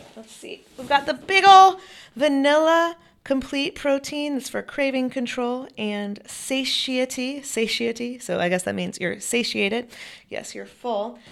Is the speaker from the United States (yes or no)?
yes; Chapel Hill, North Carolina, United States; I'm thinking about my hometown. Well, I'm from Chapel Hill, North Carolina